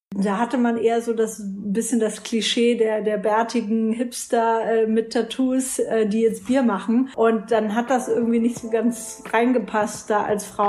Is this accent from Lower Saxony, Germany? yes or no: no; Franconia, Fürth/Nuremberg area, Bavaria, Germany; ich komme aus Franken, Fürth Nürnberg, die Ecke.